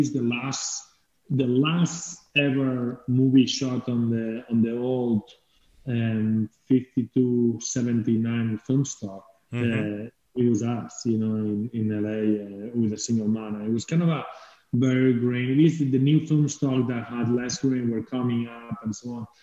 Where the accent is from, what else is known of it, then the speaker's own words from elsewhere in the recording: Spain; English is a second language; moved away as an adult; also born or lived in England; coming from Spain